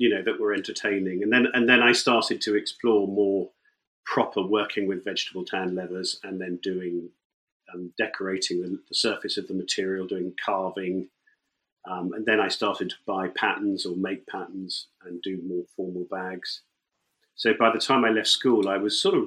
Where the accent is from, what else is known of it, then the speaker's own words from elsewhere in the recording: near Northampton, East Midlands, United Kingdom; moved away; also born or lived in London; I grew up near Northampton, and my parents, my dad ran an engineering business in Northampton